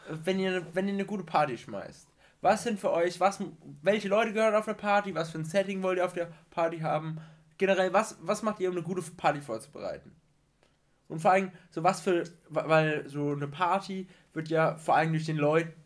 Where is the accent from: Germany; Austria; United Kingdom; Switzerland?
Austria; da brauche ich gar nicht als Österreicher.